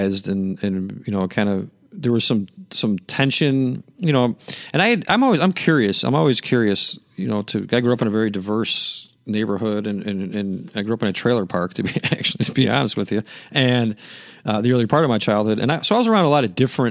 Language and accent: English; Chicago, Illinois, United States; I'm from Chicago